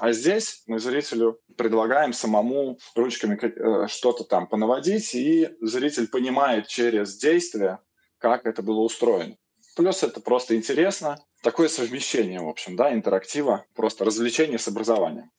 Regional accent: Moscow, Russia; я москвич

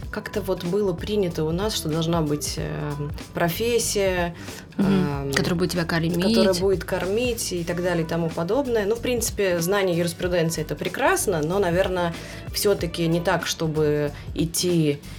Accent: Moscow, Russia; 36 лет. Родилась и выросла в Москве.

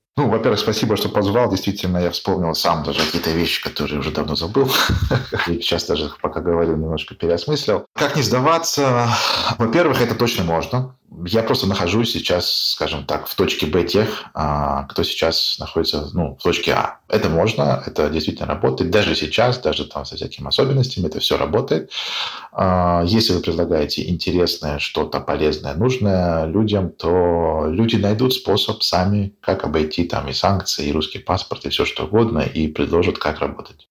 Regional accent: Russia; мы там из России

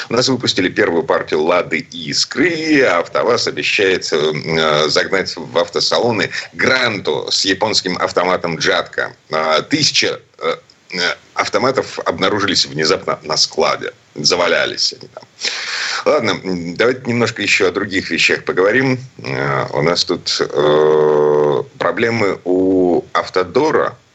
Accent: Saint Petersburg, Russia; из Петербурга

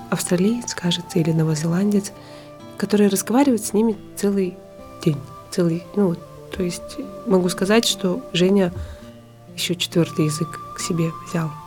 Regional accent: Sakha Republic, Russia; moved away as an adult; now in Tokyo, Japan; с нами, с народом Саха

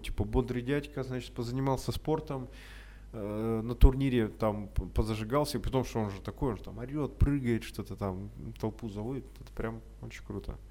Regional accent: Urals, Russia; мы с Урала, там холодно

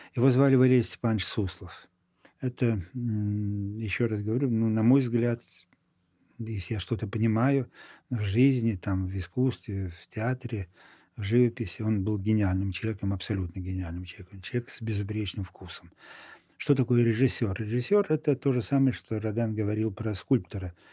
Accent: Moldova; moved away as an adult; also born or lived in Florești / Chișinău; now in Saint Petersburg, Russia; в Молдавии, откуда я родом, я знал хорошо молдавский язык

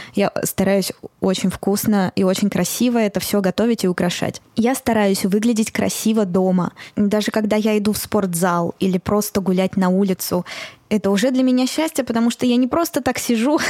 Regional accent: Moscow, Russia; я родилась и выросла в Москве

